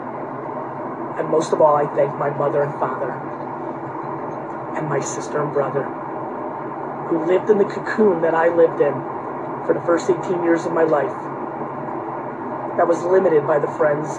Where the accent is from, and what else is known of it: Edison, New Jersey, United States; born or raised there; English is a second language; also born or lived in Queens, New York / Dover, New Jersey